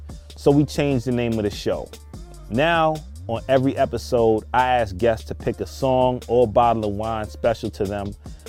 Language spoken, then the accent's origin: English; New York, United States; Growing up in New York